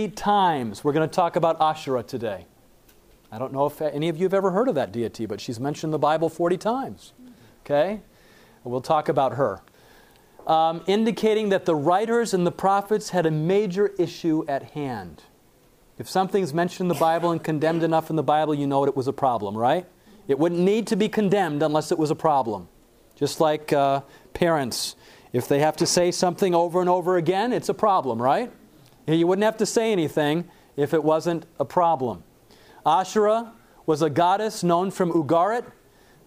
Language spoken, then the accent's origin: English; Lake Michigan, Midwest, United States; I grew up on Lake Michigan